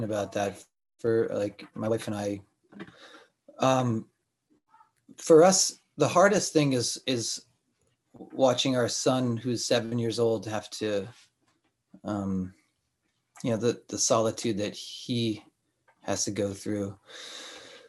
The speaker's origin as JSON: {"language": "English", "region": "Rhode Island", "country": "United States", "tie": "born or raised there", "moved": "yes", "lives_now": "Montreal, Canada", "said": "I grew up in Rhode Island where it's wet."}